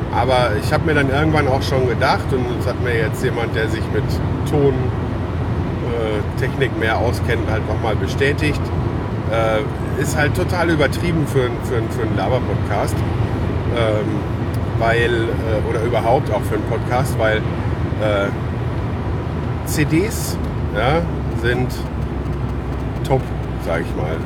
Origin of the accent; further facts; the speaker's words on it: Lüdenscheid, North Rhine-Westphalia, Germany; moved away; Gibt super schöne Natur auch äh, bei uns im Sauerland